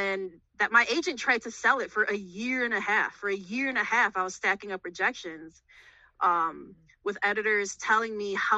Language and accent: English; Chicago, Illinois, United States; I was born and raised in Chicago, but I currently live in the burbs